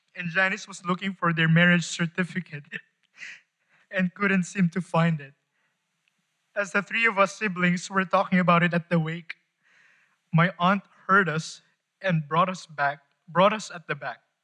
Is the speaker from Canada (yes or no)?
no; Philippines; I am from the Philippines. Kababayan